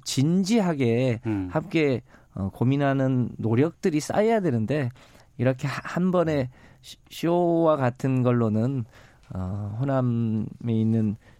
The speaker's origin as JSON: {"language": "Korean", "town": "Yeosu", "region": "South Jeolla", "country": "South Korea", "tie": "born or raised there", "said": "제가 이제 고향이 여수인데"}